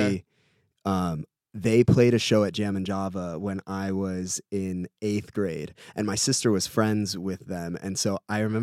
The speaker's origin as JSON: {"language": "English", "town": "Centreville", "region": "Virginia", "country": "United States", "tie": "born or raised there", "moved": "as an adult", "lives_now": "San Diego, United States", "said": "I am from Northern Virginia, close to where Dave Grohl grew up. I think he's from Alexandria. I'm from Centerville, which is in Fairfax County"}